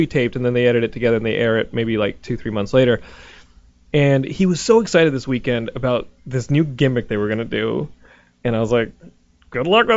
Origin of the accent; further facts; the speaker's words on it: Austin, Texas, United States; now in Los Angeles, United States; I was born in, like, Barton Hill